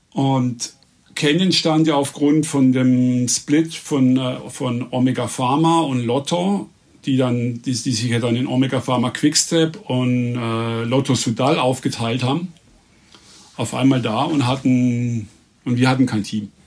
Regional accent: Reute, Baden-Württemberg, Germany; also born or lived in Emmendingen; in meinem Heimatort, in Reute, das ist sechs Kilometer weg von hier

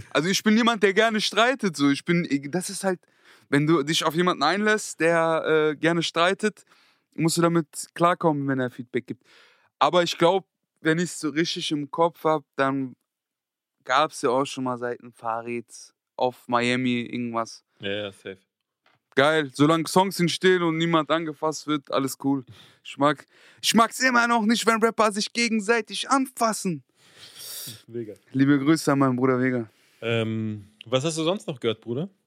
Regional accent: Frankfurt, Hesse, Germany; ich komme sogar aus Griesheim, Niederrad, ich weiß gar nicht, Frankfurt, Südwest.

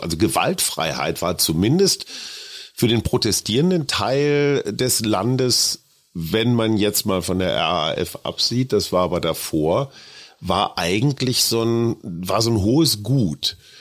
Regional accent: Münster, North Rhine-Westphalia, Germany; In meiner Heimatstadt Münster

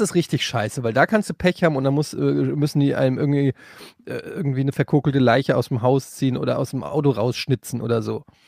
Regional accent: Frankfurt, Hesse, Germany; moved away; bei uns in Frankfurt

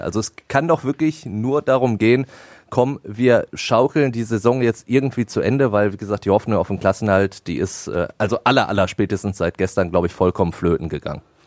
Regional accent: Ruhr area, North Rhine-Westphalia, Germany; bei uns im Pott

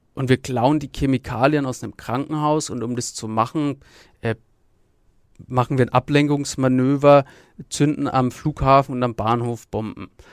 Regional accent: Nuremberg, Bavaria, Germany; aufgewachsen bin ich in der Nürnberger Südstadt

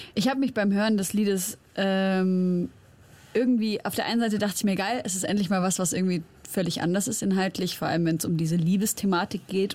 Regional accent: Germany; ich bin in Deutschland aufgewachsen, aber ich bin Syrerin

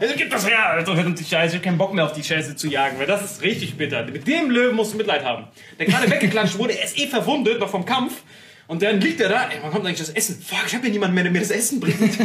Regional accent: Morocco; moved away; ich bin in Marokko aufgewachsen

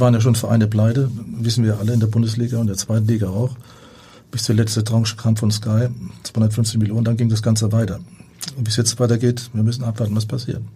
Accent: Rhineland-Palatinate, Germany; bei uns in der Pfalz auf dem Dorf

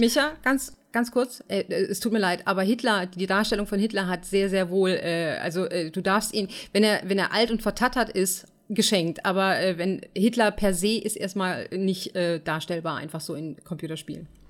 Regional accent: Germany; wir als Deutsche

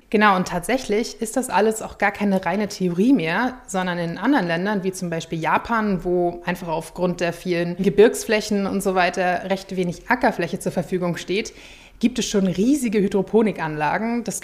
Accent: Schleswig-Holstein, Germany; bald beginnt wieder die schönste Zeit in meiner Heimat Schleswig-Holstein und zwar ist das die Rapsblüte.

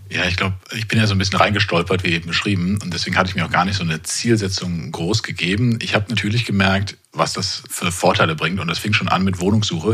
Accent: Kerpen, North Rhine-Westphalia, Germany; moved away as an adult; also born or lived in Karlsruhe; zurück in meine Heimat Ort nach Kerpen

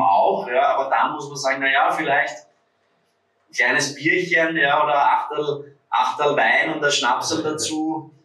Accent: Vienna, Austria; würde man bei uns in Wien sagen

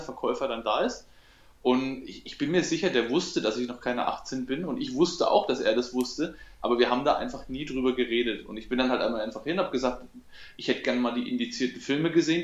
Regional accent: Coburg, Bavaria, Germany; hier bei uns in Coburg

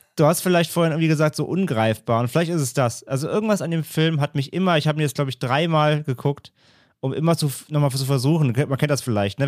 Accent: Rhineland, Germany; ich komme aus dem Rheinland

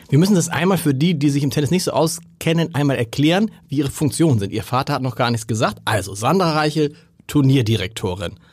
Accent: Hamburg, Germany; accent: harter Hamburger Dialekt; mein harter Hamburger Dialekt

